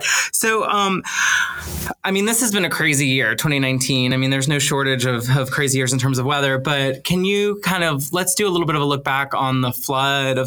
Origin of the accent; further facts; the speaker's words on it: New Orleans, Louisiana, United States; growing up in New Orleans, we have a special relationship with our meteorologists